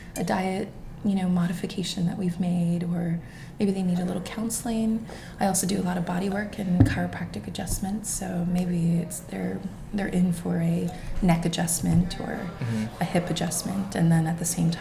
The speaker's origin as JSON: {"language": "English", "region": "Texas", "country": "United States", "moved": "yes", "said": "So I'm Mexican. I come from Texas, and my great grandmother, Carmen, she came from Mexico"}